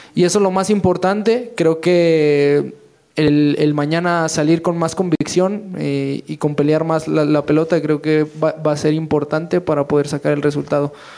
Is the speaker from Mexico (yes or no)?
yes; Mexico; somos puros mexicanos